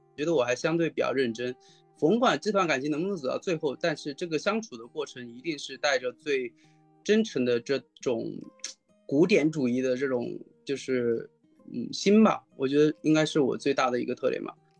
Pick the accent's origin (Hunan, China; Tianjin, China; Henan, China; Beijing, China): Hunan, China; now in Shanghai, China; 我老家是湖南那边的，是陶渊明有篇文章就是桃花源嘛桃花源，就，嗯。是我老家，那地方还是真的盛产桃花